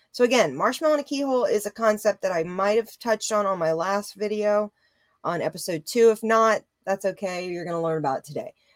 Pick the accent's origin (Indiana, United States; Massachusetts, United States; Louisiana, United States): Louisiana, United States; moved away; also born or lived in Colorado / California; I come from Louisiana. I was born in the South